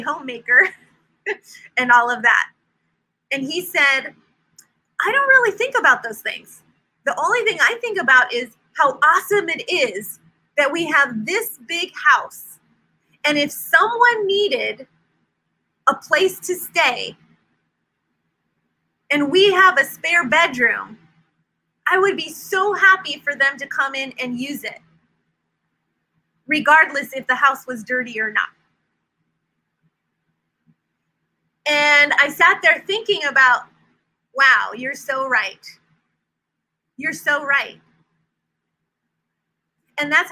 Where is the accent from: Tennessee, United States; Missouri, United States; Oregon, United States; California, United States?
California, United States; Silicon Valley; moved away as an adult; now in North Carolina, United States; We came from California, lived in the Silicon Valley, born and raised there our whole lives. We've been in North Carolina for 4 years